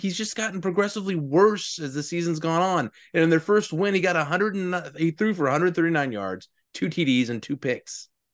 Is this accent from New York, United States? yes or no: no; Virginia, United States; I grew up in Virginia